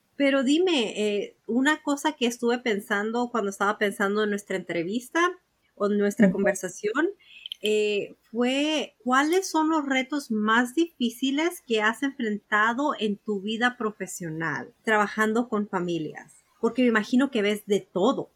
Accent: Mexico; moved away; en México, de donde yo soy, de donde yo nací

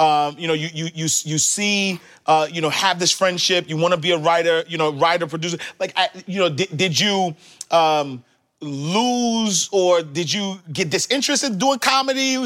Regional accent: New York, United States; I'm from New York

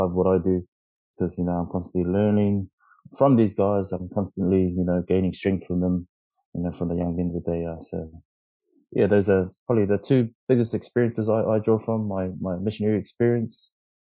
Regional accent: Tonga; also born or lived in Philippines; I'm Tongan

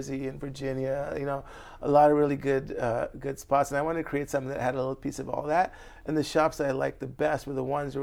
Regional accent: Barbados; now in New York, United States; I'm from Barbados. So when I grew up, I had that place

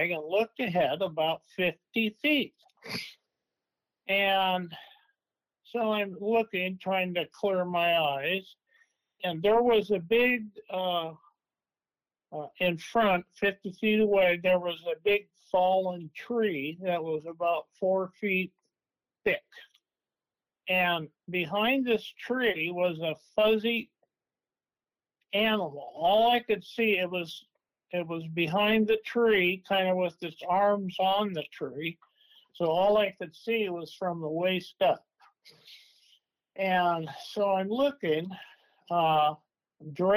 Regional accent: Klamath Falls, Oregon, United States; also born or lived in Medford, Oregon; now in Coos Bay, United States; I was born in Klamath Falls, Oregon.

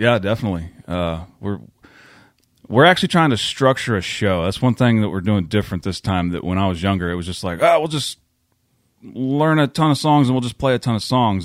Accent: McLoud, Oklahoma, United States; my hometown

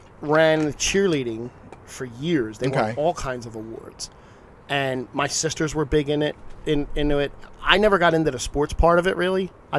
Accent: Philadelphia, Pennsylvania, United States; born or raised there

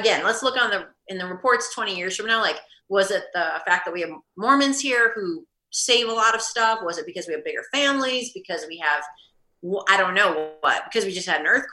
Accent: Midwest, United States; moved away as an adult; now in Salt Lake City, United States; I'm from the Midwest

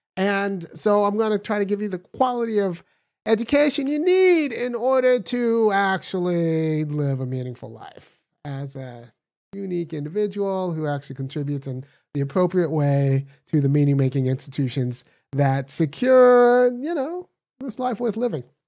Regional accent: California, United States; moved away as an adult; now in Athens, Georgia, United States; I was born in California, raised in California.

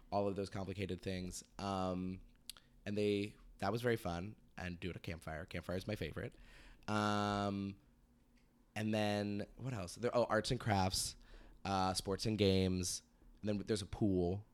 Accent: Sacramento, California, United States; moved away; I'm from Sacramento originally

